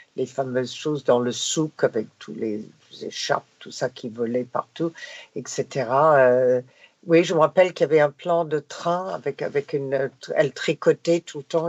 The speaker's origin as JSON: {"language": "French", "country": "Canada", "first_language": "English", "second_language": "French", "moved": "yes", "said": "j'étais de Canadian content"}